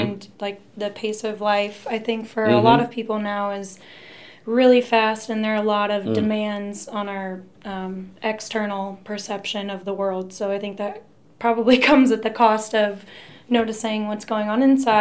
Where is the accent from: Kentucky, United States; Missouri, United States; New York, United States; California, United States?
Missouri, United States; Wentzville; also born or lived in Colorado Springs; In Wentzville. I grew up in Wentzville